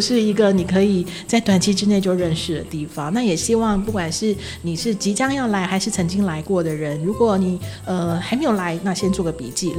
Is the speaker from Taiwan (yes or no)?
yes; Taiwan; now in Matsu, Taiwan; 其实呃，我我因为我们毕竟都是从台湾跳岛过来的啦，对。